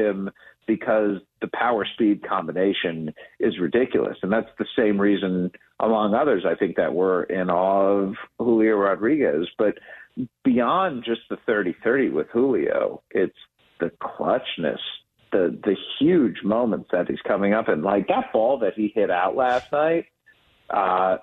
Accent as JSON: {"language": "English", "town": "Cleveland", "region": "Ohio", "country": "United States", "tie": "born or raised there", "said": "I grew up in Cleveland"}